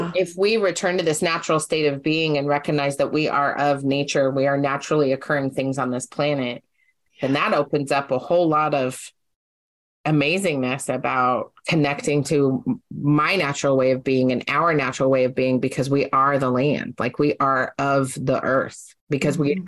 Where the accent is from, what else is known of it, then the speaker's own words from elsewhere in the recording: Utah, United States; now in Oregon, United States; growing up in Utah